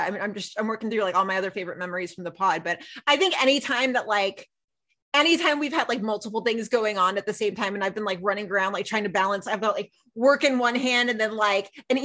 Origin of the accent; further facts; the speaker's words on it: the South, United States; we're both from the South